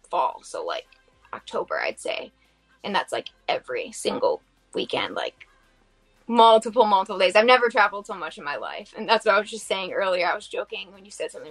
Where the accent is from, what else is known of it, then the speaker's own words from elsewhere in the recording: Bath, Michigan, United States; my hometown, Bath